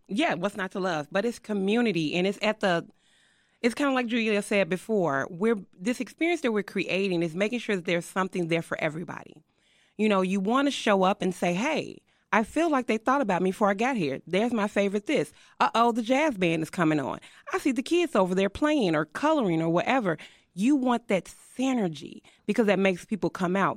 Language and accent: English; Chicago, Illinois, United States; I'm an Austin baby. I tell people I'm of that dirt. I was born and raised in Austin